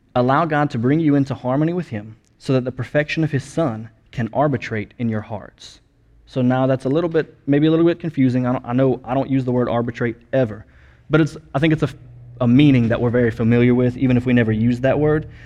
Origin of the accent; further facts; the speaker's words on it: United States; first language English; us as as Americans and as English speakers